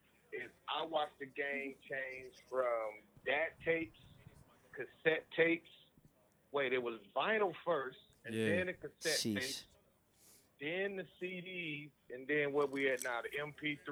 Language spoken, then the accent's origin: English; St. Louis, Missouri, United States; I'm from St. Louis, 314, home of ….